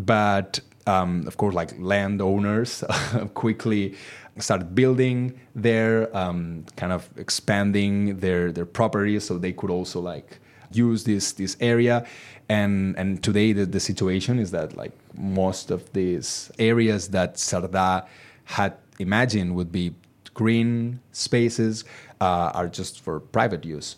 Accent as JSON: {"language": "English", "region": "countryside in Catalonia", "country": "Spain", "tie": "born or raised there", "lives_now": "Barcelona, Spain", "said": "when I was a child living in, in, uh, my hometown in the, the countryside in Catalonia"}